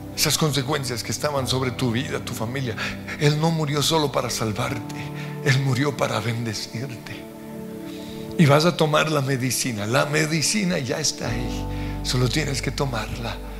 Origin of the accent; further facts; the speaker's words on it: Colombia; como colombianos